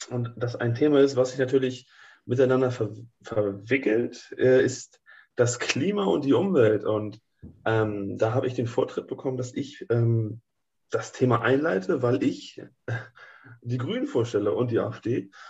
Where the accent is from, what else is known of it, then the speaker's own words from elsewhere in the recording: Northern Germany, Germany; Also ich denke, wir kommen ja alle aus Norddeutschland. Da wir kennen die ganzen Windräder